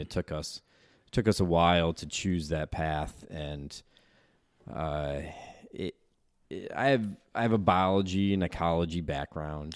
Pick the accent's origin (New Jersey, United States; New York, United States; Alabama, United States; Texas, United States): New York, United States; Chittenango; moved away as an adult; also born or lived in Lebanon / Utah / Connecticut; I'm from Chittenango